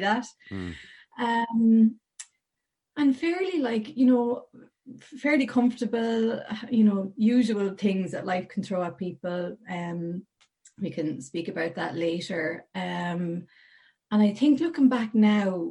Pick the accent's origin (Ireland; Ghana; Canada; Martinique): Ireland; Portlaoise, Leinster; I was born and reared in Portlaoise, County Laois, right in the middle of Ireland